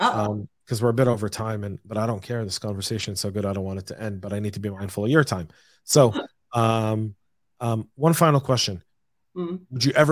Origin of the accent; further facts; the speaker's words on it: United States; you may have been born and raised in America, but you're more Israeli than most Israelis.